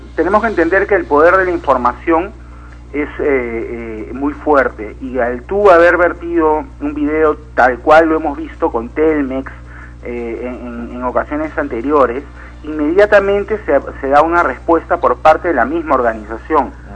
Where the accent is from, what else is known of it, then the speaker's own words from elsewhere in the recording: Peru; como peruanos